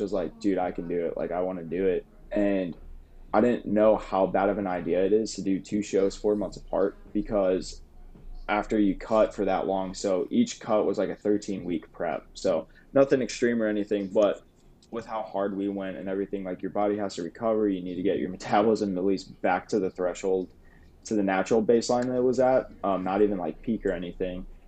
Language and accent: English; St. Louis, Missouri, United States; also born or lived in Springfield, Missouri; I'm from St. Louis